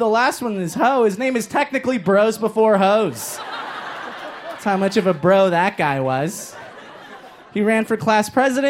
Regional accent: Inglewood, California, United States; I grew up here in Los Angeles. Awesome. Inglewood, up to no good. Hell yeah, Inglewood. Grew up on the corner of Go Raiders and Fuck Haters.

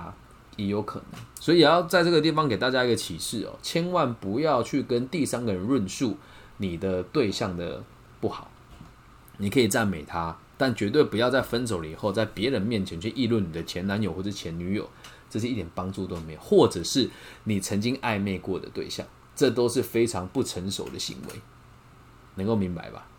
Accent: Taiwan; 我不知道说什么，我们台湾人比较爱计较还是什么？

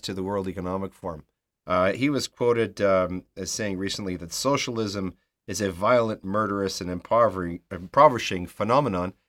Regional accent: Canada; speaking as a Canadian

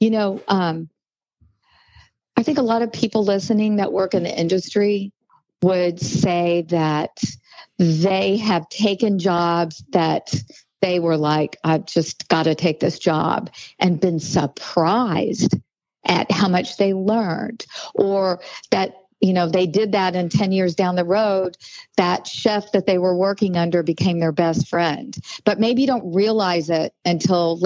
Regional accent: Arkansas, United States; moved away as an adult; also born or lived in Vail, Colorado; I'm originally from Arkansas. And until I moved to Vail, Colorado to open the Hyatt Regency when I was 21 years old

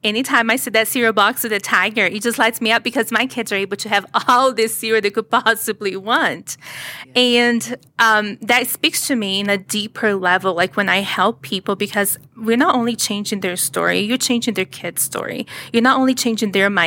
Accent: Brazil; English is a second language; now in United States; I was born in Brazil. You can probably hear the accent.

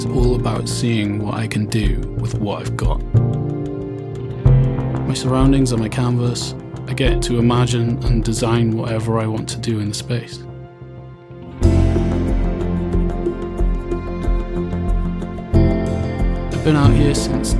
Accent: Milford Haven, Wales, United Kingdom; We're in a public park in my hometown of Milford Haven, Pembrokeshire, Wales

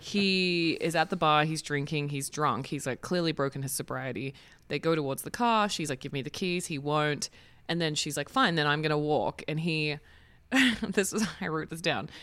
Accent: Australia; now in United States; as an Australian

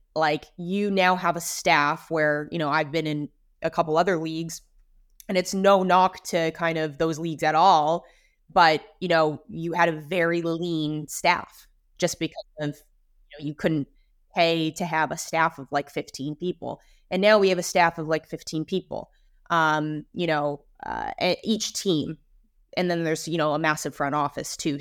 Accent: Vancouver, British Columbia, Canada; grew up in Vancouver

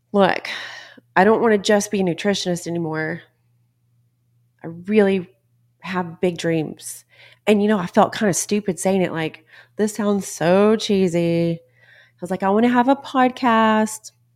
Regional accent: Texas, United States; I'm from Texas

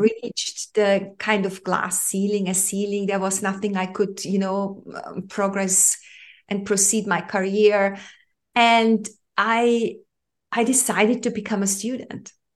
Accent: Austria; I grew up in Europe, in the heart of Europe, to be specific. I'm from Austria, where I'm living at at the moment

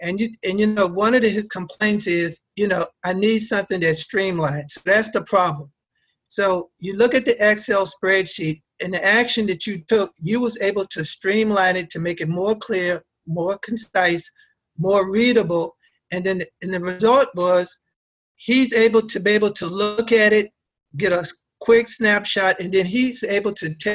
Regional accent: Arlington, Virginia, United States; I'm from Arlington, Virginia. I'm about 15 minutes outside of Washington, D.C.

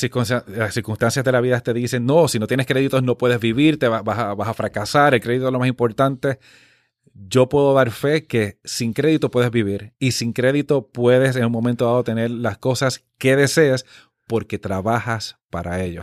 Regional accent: Dorado, Puerto Rico; also born or lived in Missouri; yo nací en el pueblo de Dorado

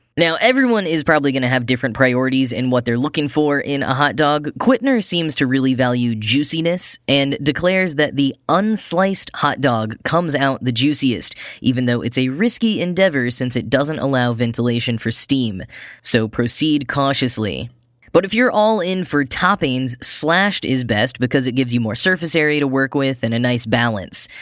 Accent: Texas, United States; my home state of Texas

